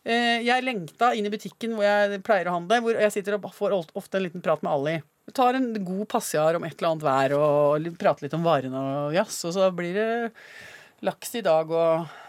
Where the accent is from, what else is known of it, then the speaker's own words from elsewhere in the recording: Basel, Basel-Stadt, Switzerland; also born or lived in France; now in Norway; siden jeg ble født, i Basel i Sveits. Og eh, siden jeg også hadde det oppholdet mm, der bodde i Frankrike, da.